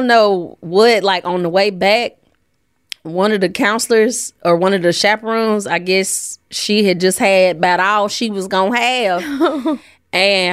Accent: Jackson, Tennessee, United States; I'm from Jackson, Tennessee

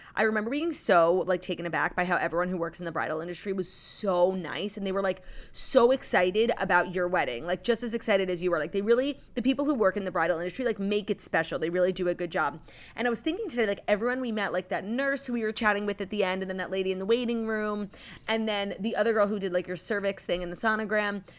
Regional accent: New York City, New York, United States; as a New Yorker, but more importantly, as a Jew

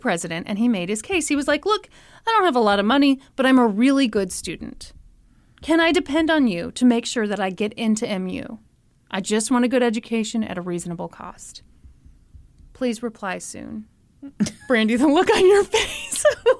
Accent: Missouri, United States; I'm from Missouri

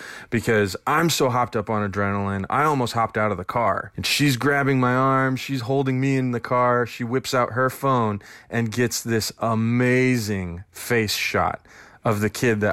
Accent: Denver, Colorado, United States; moved away; I'm from Denver, Colorado

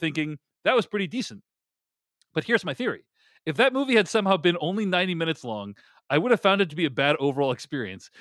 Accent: Boston, Massachusetts, United States; my hometown of Boston

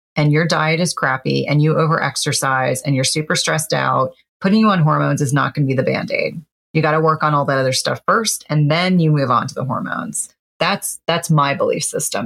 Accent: New Jersey, United States; I grew up in New Jersey

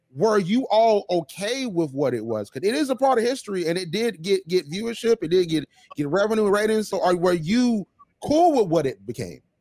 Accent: Georgia, United States; my home state of Georgia

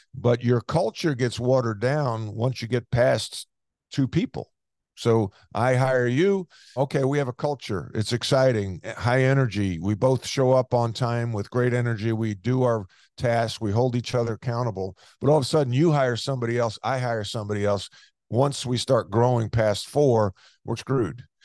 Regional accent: Long Island, New York, United States; moved away as an adult; growing up on Long Island

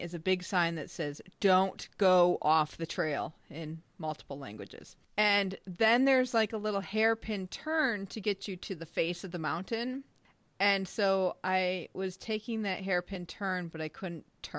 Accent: Midwest, United States; I grew up in the Midwest

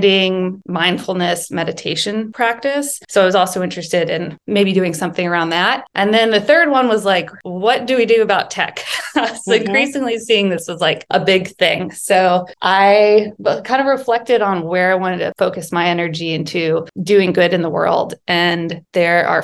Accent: Texas, United States; I grew up in Texas

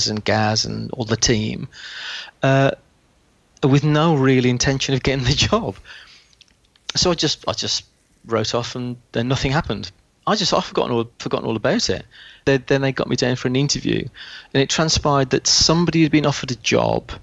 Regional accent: West Midlands, United Kingdom; As you can probably tell from the accent, I'm from the West Midlands.

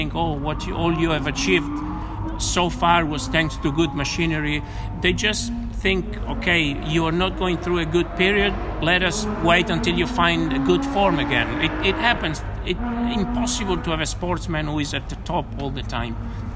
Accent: Rome, Lazio, Italy; I come from Rome.

